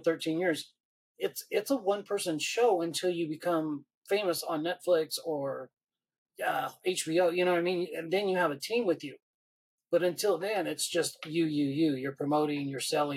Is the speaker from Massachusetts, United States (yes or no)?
no; Hemet, California, United States; I came from Hemet